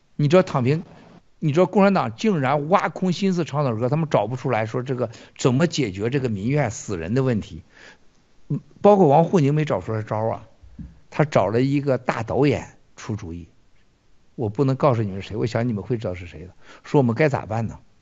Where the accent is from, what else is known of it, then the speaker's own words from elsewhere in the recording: China; 我们中国人思维当中啊，你看分得很清楚的